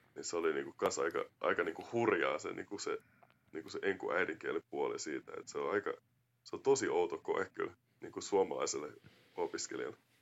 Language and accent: Finnish; Finland; vaikka mun Amerikan isä, niin kuitenkin mä oon kasvanut Suomessa ja suomalaisessa kulttuurissa